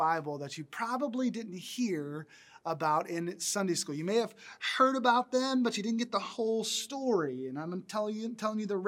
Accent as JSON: {"language": "English", "region": "the South", "country": "United States", "tie": "born or raised there", "said": "I grew up in the South where we ate biscuits a lot"}